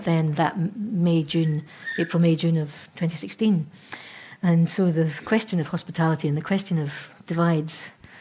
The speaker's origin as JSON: {"language": "English", "region": "Scotland", "country": "United Kingdom", "said": "being Scottish"}